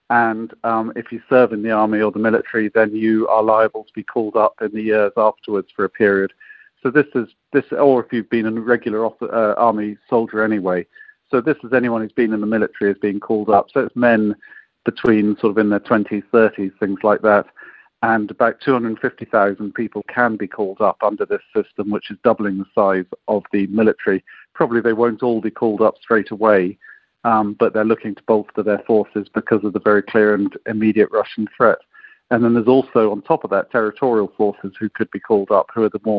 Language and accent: English; United Kingdom; as a British representative for Britain's support